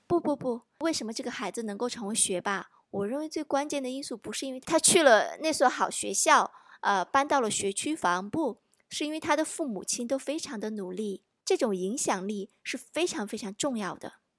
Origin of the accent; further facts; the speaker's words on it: China; 我们中国人多重视教育啊